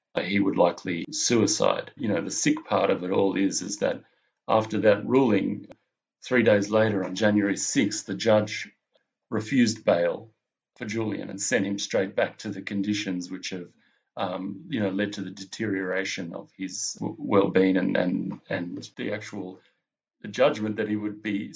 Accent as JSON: {"language": "English", "town": "Melbourne", "region": "Victoria", "country": "Australia", "said": "I'm a filmmaker from Melbourne in Australia"}